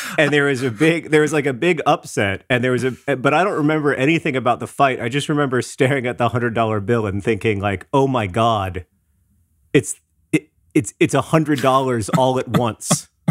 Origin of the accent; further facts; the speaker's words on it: Orlando, Florida, United States; I grew up in Orlando, Florida